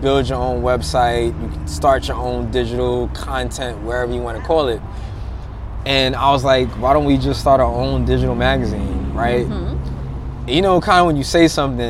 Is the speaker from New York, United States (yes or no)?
yes; New York City, New York, United States; moved away as an adult; now in New Jersey, United States; I'm from Brooklyn, New York